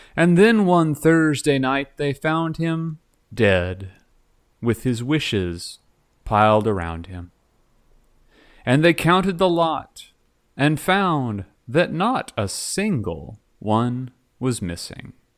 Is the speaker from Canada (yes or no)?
no; Dallas, Texas, United States; I'm from Dallas.